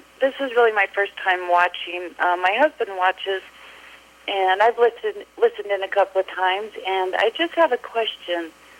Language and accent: English; Colorado, United States; we just call ourselves Christians. We grew up in Colorado and just went to the Lakewood Christian Church.